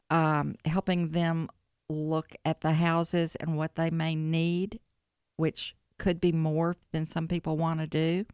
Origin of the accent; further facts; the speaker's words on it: Jackson, Tennessee, United States; moved away as an adult; now in Memphis, United States; I'm originally from Jackson, Tennessee